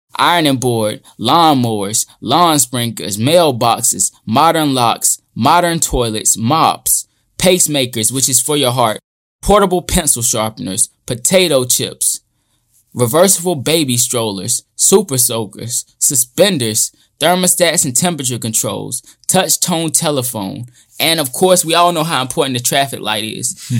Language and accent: English; United States; growing up in America